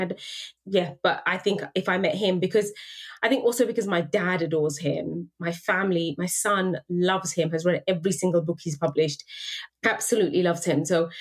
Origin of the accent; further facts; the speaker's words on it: United Kingdom; cemented myself as a British person. Because for him, you know, like as my parents are immigrants